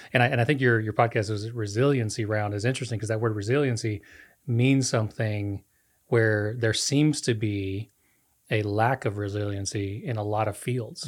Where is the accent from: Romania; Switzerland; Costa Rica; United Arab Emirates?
Costa Rica; moved away as an adult; I grew up in Costa Rica, lived there almost thirty, uh, thirty years of my life